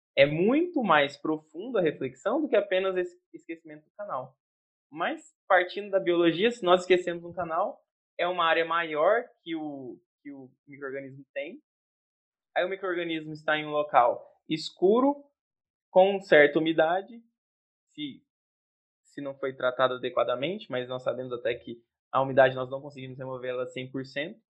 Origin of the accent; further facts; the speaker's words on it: Jataí, Goiás, Brazil; moved away; sou de Jataí, Goiás, cidade maravilhosa